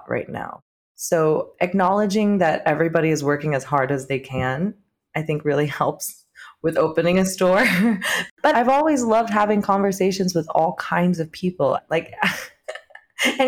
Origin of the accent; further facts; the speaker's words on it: Orange County, California, United States; now in New York City, United States; being Vietnamese American, I think I've grown up around primarily non-Vietnamese people in Orange County